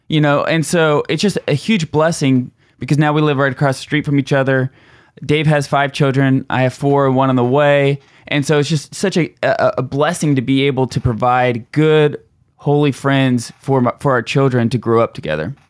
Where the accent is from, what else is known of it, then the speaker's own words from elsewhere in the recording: Tulsa, Oklahoma, United States; we're from Tulsa